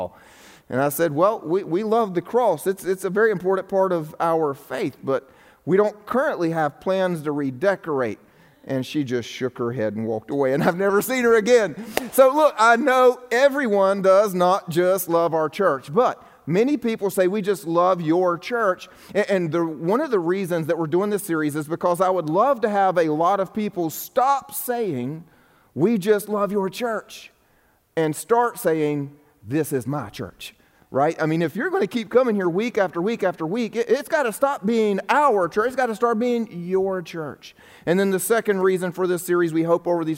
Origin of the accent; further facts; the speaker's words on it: the Bible Belt, United States; I'm in the Bible Belt right now, if you're wondering. I grew up in the Bible Belt as well